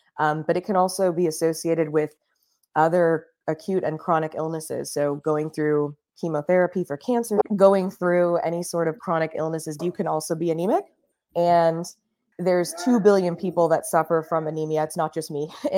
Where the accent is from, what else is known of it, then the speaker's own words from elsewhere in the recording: Miami, Florida, United States; So I grew up down south in Miami, Florida, in the United States.